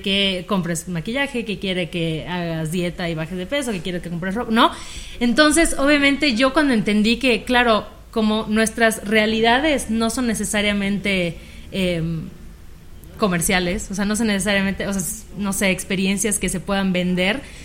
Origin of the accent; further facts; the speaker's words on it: Mérida, Yucatán, Mexico; yo también estudié comunicación, también soy de Mérida